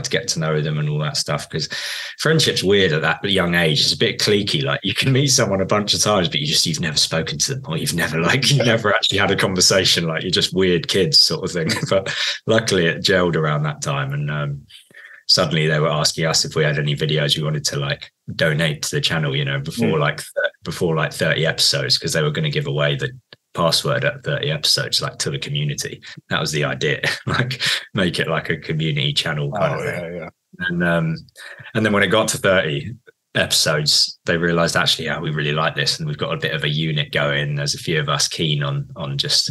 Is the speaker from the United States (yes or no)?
no; Guildford, South East England, United Kingdom; I grew up in Guildford